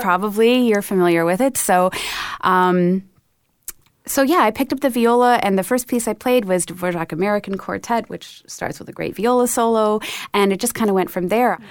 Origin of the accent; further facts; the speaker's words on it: Vancouver, British Columbia, Canada; moved away as an adult; also born or lived in Cleveland / Detroit; now in Toronto, Canada; we grew up in Vancouver